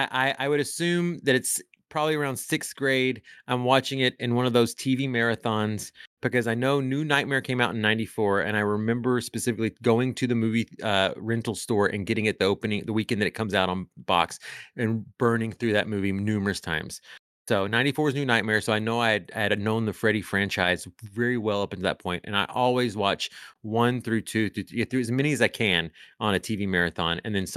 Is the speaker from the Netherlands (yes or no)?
no; Honduras; But I'll also say that like I grew up, even though I am Hispanic and from Honduras, I grew up in a pretty heteronormative white male world.